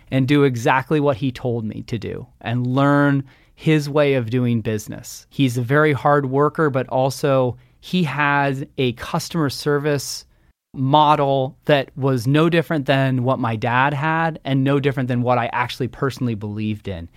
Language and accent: English; Redmond, Washington, United States; I grew up in Redmond, Washington, the bicycle capital of Washington State